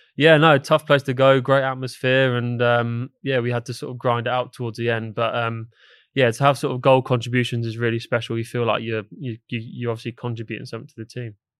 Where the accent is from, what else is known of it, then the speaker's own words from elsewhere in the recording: England, United Kingdom; now in London, United Kingdom; for me being English